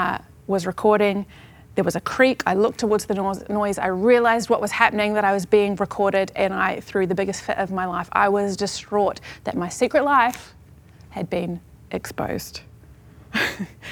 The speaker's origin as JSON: {"language": "English", "town": "Lower Hutt", "region": "Wellington", "country": "New Zealand", "tie": "born or raised there", "moved": "yes", "said": "I grew up in Lower Hutt, New Zealand"}